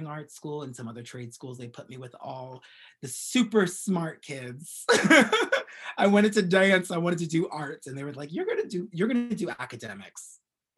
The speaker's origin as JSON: {"language": "English", "town": "Yonkers", "region": "New York", "country": "United States", "tie": "born or raised there", "moved": "as an adult", "lives_now": "Brooklyn, United States", "said": "I grew up in Westchester in Yonkers, so I went to Yonkers Middle High School"}